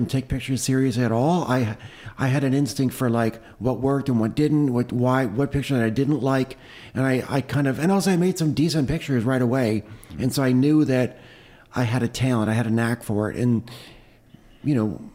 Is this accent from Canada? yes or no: yes; Toronto, Ontario, Canada; I grew up in Toronto in Canada, in the suburbs there.